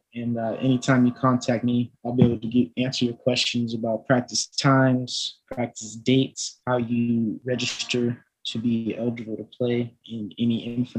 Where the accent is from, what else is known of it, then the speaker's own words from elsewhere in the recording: San Diego, California, United States; also born or lived in Georgia; I'm from San Diego, California. I went to Escondido High School